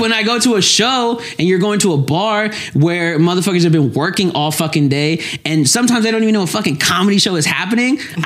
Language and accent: English; Lexington, Kentucky, United States; I was born and raised in Lexington, Kentucky.